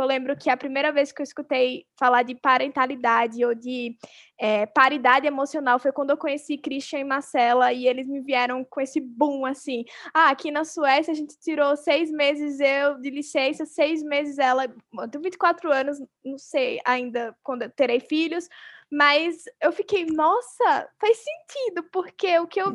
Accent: Arapiraca, Alagoas, Brazil; eu nasci em Arapiraca, uma cidade interior da Lagoa, super machista, sexista

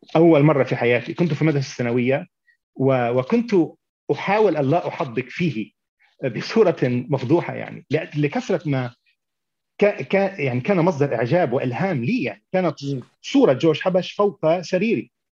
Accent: Beirut, Beirut Governorate, Lebanon; moved away as an adult; also born or lived in Tyre; now in United States; نشات في بيروت

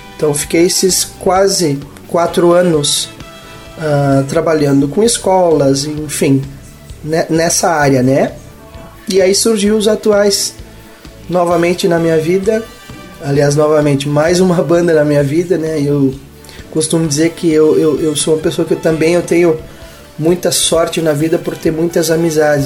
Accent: Palmeira das Missões, Rio Grande do Sul, Brazil; Eu nasci em Palmeira das Missões, sou natural de Palmeira das Missões, noroeste do estado

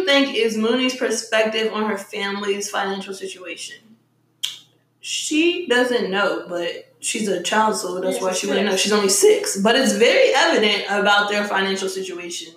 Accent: Newport News, Virginia, United States; also born or lived in Washington, District of Columbia, United States; I'm from Virginia, I'm from the 757 area, that's Newport News

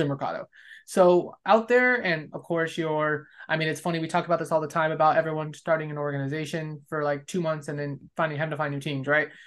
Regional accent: West Coast, United States; moved away as an adult; you were on the West Coast where I spent the first thirty-seven years

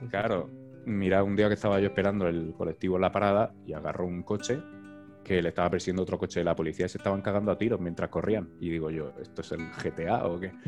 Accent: Murcia, Region of Murcia, Spain; also born or lived in Lomas de Zamora, Argentina; si soy de Murcia

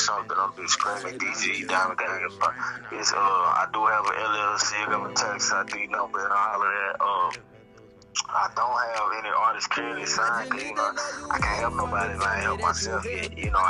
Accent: Pine Bluff, Arkansas, United States; now in Dallas, United States; Born and raised in Pine Bluff, Arkansas. But I moved out here to Dallas, Texas

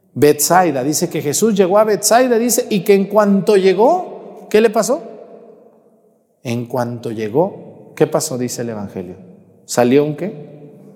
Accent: Mexticacán, Jalisco, Mexico; moved away; mi pueblo allá en Mesticacán

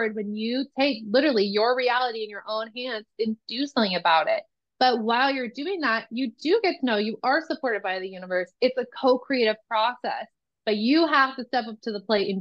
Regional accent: Nebraska, United States; moved away; I am originally from Nebraska. I went to college in Nebraska.

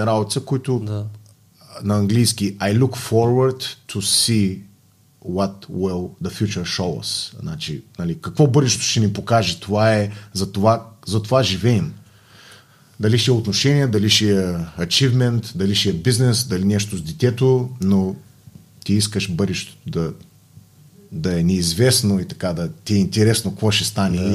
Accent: Bulgaria; Все пак съм българин

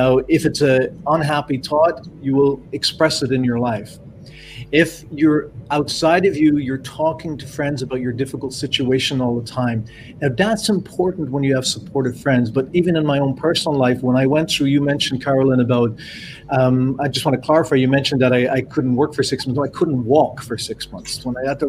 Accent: Ireland; also born or lived in Canada; now in France; I'm Irish. My family in Ireland

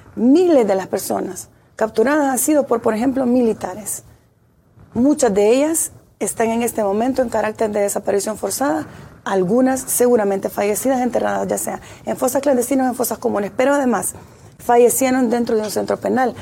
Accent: El Salvador; somos parte como salvadoreños

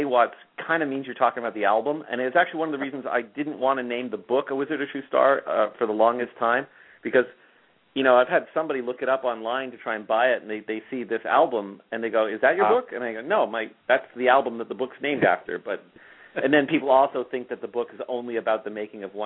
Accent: Toronto, Ontario, Canada; moved away; Toronto, my hometown

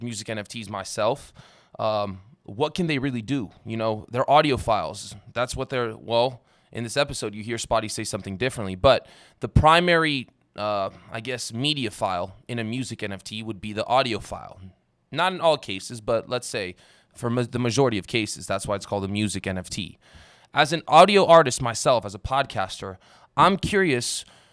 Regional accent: Las Vegas, Nevada, United States; I'm from Las Vegas, and I met a lot of young rappers growing up.

